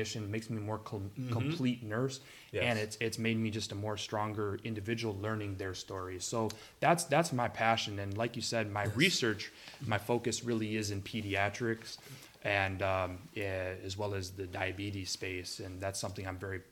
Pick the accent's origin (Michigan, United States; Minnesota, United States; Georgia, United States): Michigan, United States; Detroit; I spent a lot of time growing up out there